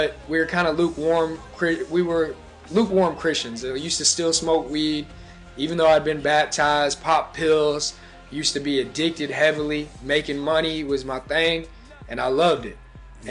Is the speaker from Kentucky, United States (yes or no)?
yes; Louisville, Kentucky, United States; I'm here from Louisville, Kentucky